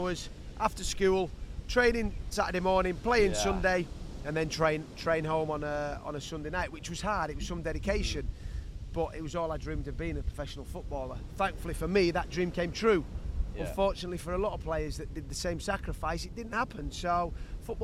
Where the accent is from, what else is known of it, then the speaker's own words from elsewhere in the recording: Yorkshire and the Humber, United Kingdom; I grew up in Yorkshire, north. Probably about 4.5 hours away from London, in between Newcastle and Leeds